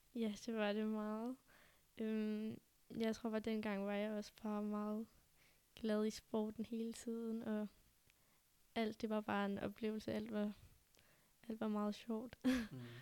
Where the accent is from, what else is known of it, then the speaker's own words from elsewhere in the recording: Denmark; jeg var den første dansker